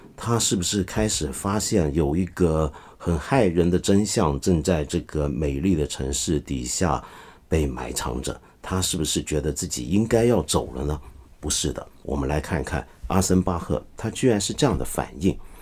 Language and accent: Chinese; China; 我们中国人常说